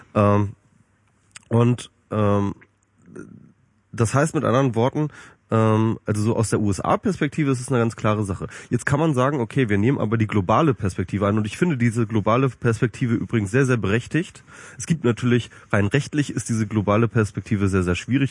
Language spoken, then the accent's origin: German; Germany; als Deutsche